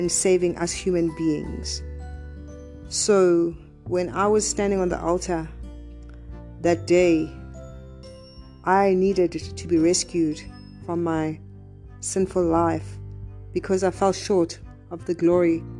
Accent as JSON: {"language": "English", "country": "South Africa", "said": "I come from South Africa"}